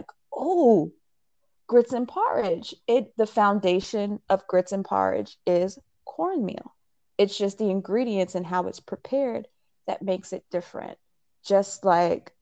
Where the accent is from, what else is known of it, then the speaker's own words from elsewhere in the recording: Richmond, Virginia, United States; also born or lived in Jamaica; I was born in Jamaica, but raised in Richmond, Virginia